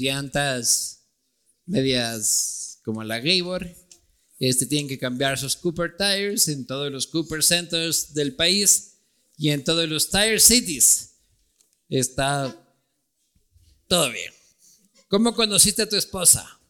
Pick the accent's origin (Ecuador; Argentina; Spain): Ecuador; Loja; also born or lived in Quito; soy de Loja, nacido en Quito